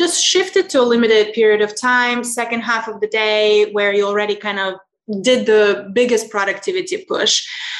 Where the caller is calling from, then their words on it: Lisbon, Portugal; I'm calling in from Portugal, Lisbon.